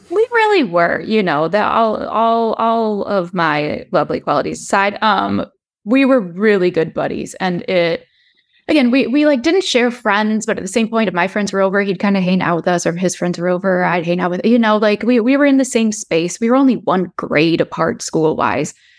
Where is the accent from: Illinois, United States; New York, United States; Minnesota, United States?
Illinois, United States; Chicago; I am from the Chicagoland area, born and raised.